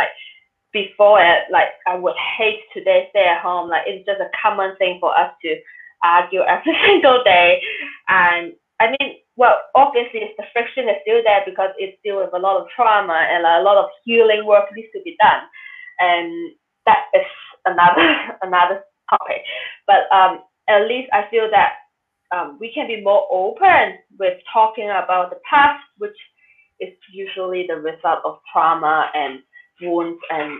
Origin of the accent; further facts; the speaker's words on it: Hong Kong; And I grew up in Hong Kong